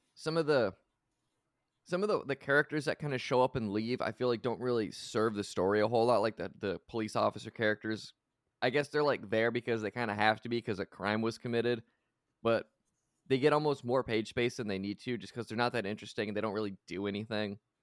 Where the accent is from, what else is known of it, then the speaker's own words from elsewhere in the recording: United States; I am from the United States.